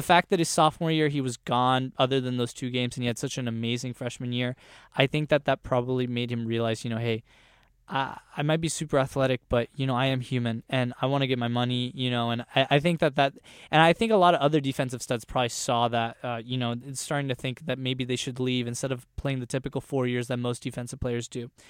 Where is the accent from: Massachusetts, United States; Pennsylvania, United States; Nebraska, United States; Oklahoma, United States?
Oklahoma, United States; Norman; born in Oklahoma City, grew up in Norman, Oklahoma, so I know the area very well